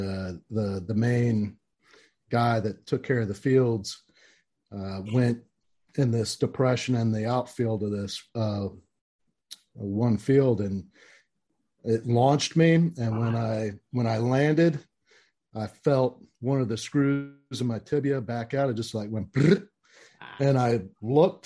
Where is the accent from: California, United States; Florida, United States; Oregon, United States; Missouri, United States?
Florida, United States; Orlando; I was born and raised in Central Florida, you know, downtown Orlando